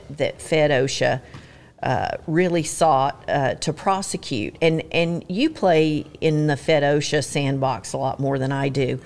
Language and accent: English; Georgia, United States; accent: Southern; moved away as an adult; also born or lived in New York; now in California, United States; I'm originally from Georgia, but I went to college in New York and then lived in California.